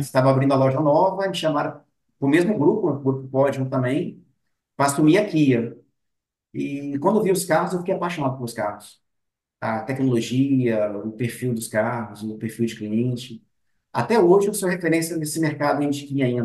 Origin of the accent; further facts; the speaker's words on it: Vitória, Espírito Santo, Brazil; Eu nasci aqui mesmo na Grande Vitória, nascido e criado na Grande Vitória